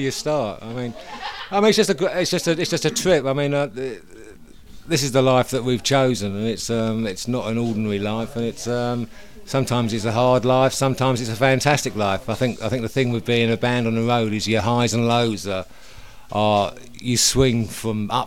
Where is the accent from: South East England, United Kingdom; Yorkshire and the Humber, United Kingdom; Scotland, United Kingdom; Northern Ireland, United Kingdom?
South East England, United Kingdom; Hersham; also born or lived in Walton-on-Thames; I'm from originally from a place called Hersham